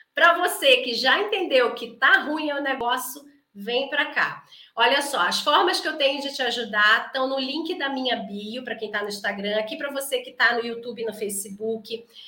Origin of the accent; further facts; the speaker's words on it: Brazil; A gente é muito brasileiro